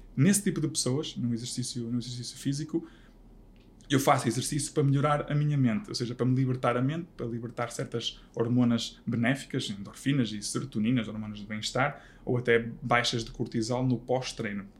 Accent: Vila Verde, Norte, Portugal; also born or lived in Braga; eu nasci em Braga, fui viver para Vila Verde

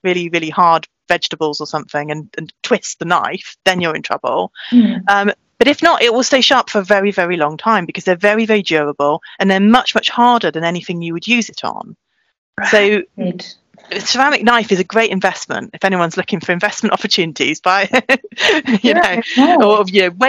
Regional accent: South Wales, United Kingdom; moved away; I grew up in South Wales. I lived near Cardiff, went to school there

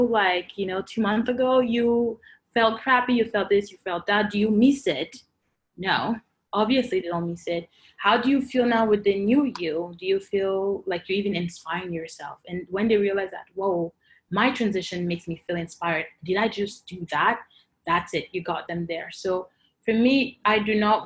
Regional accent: Côte d’Ivoire; moved away as an adult; also born or lived in Cameroon (parents' origin); now in Canada; I grew up and I was born in Cote d'Ivoire

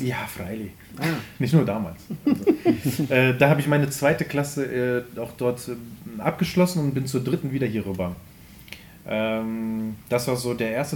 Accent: Wermelskirchen, North Rhine-Westphalia, Germany; now in Remscheid, Germany; irgendwo in den Wermelskirchen

